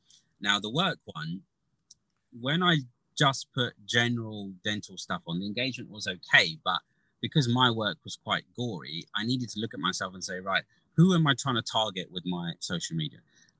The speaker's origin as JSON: {"language": "English", "region": "Gujarat", "country": "India", "said": "I think being Indian and being Gujarati, you always have that in the back of your head, right?"}